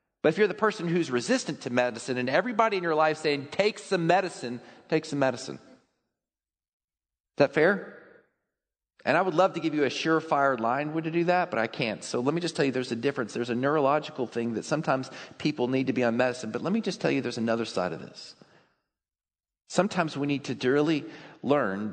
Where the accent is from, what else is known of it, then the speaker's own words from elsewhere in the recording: Texas, United States; I grew up in Texas